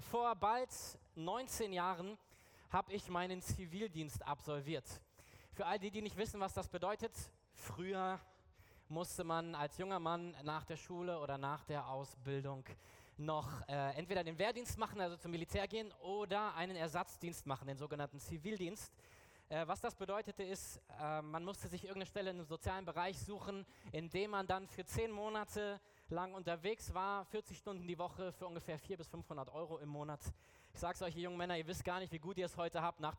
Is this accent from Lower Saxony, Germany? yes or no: no; Berlin, Germany; Ich komme ja aus Berlin